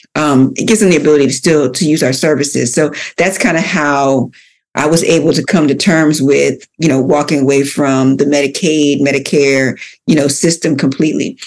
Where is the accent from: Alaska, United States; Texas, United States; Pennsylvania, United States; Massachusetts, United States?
Pennsylvania, United States; Philadelphia; I grew up in Philadelphia. I'm a born and raised Philadelphia girl